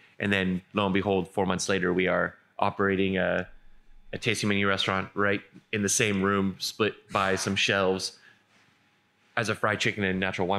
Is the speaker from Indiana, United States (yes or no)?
no; San Diego, California, United States; San Diego.